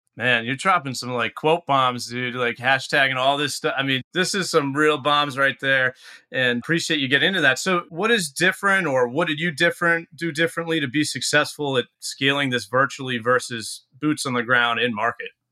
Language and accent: English; New England, United States; being someone born and raised in New England